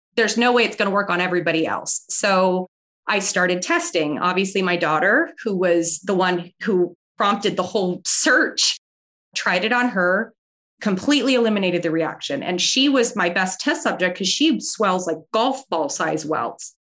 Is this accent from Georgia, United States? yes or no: no; San Diego, California, United States; moved away as an adult; now in Florida, United States; I grew up in San Diego, California